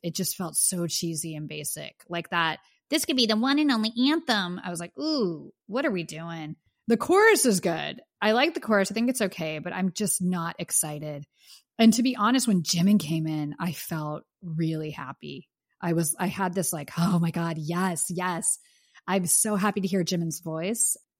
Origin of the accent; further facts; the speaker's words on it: Pittsburgh, Pennsylvania, United States; now in Los Angeles, United States; I am from Pittsburgh